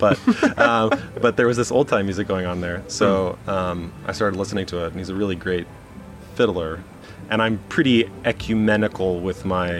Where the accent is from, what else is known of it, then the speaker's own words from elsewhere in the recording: Cedar Rapids, Iowa, United States; also born or lived in Springfield, Missouri; I was raised in Cedar Rapids, Iowa, but I was born in Springfield, Missouri, which is down in the south of Missouri, which has a very lively old-time community and has done for a very long time. But I lived there for 10 days